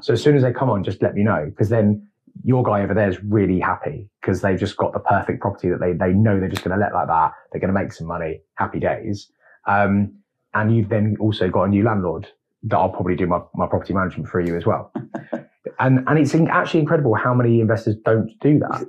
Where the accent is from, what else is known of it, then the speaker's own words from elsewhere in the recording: London, United Kingdom; moved away as an adult; as a Londoner, native Londoner, coming up here